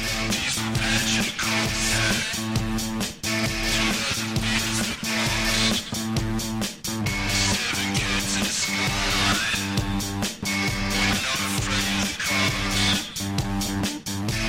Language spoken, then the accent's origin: English; East Otago, New Zealand; I grew up in East Otago and in a small town